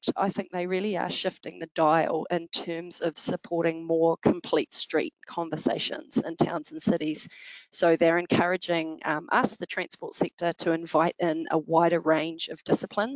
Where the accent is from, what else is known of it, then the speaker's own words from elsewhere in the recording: Wellington, New Zealand; Wellington, my hometown.